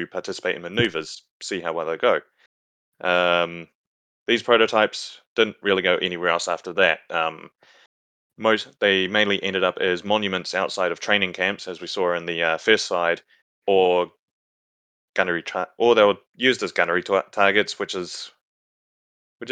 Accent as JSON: {"language": "English", "country": "New Zealand", "accent": "Kiwi", "said": "Is my Kiwi accent getting in the way?"}